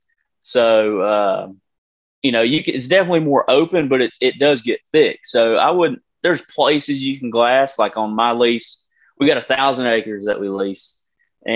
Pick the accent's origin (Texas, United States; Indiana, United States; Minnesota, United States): Texas, United States; I've hunted Central Texas my entire life.